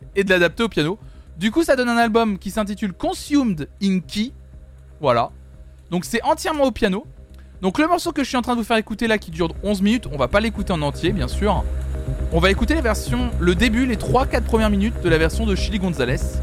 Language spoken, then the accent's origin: French; Nantes, Pays de la Loire, France; je suis nantais